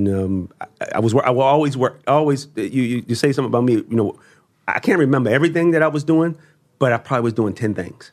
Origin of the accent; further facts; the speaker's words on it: Baltimore, Maryland, United States; now I come from Baltimore